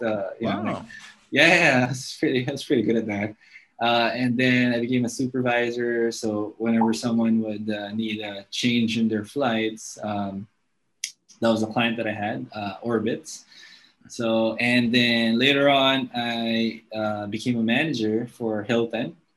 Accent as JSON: {"language": "English", "town": "Angeles City", "region": "Central Luzon", "country": "Philippines", "tie": "born or raised there", "first_language": "English", "said": "i actually grew up in an air force base uh, in my hometown in angeles city in pampanga"}